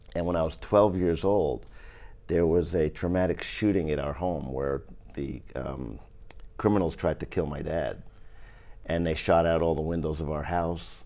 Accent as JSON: {"language": "English", "area": "upstate New York", "region": "New York City", "country": "United States", "tie": "born or raised there", "said": "When we moved from New York City, and I went to a school called P S eight in the Bronx, we moved upstate New York"}